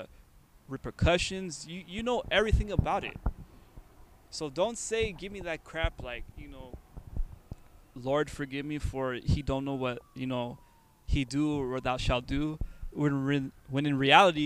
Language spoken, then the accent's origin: English; United States; me and him, we're Americans. We were born here, but we come from Mexican backgrounds